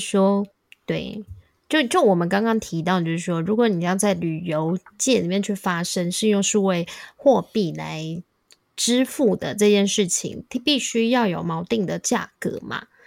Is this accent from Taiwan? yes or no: yes; Taiwan; now in United States; 我说台湾，还很多人以为我是泰国人